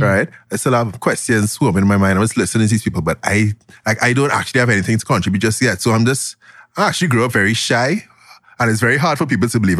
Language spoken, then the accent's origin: English; Glencoe, Trinidad & Tobago; I grew up in Glencoe, Trinidad